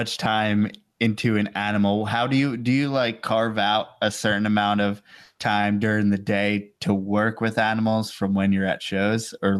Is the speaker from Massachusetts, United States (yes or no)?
no; New York, United States; I'm from New York.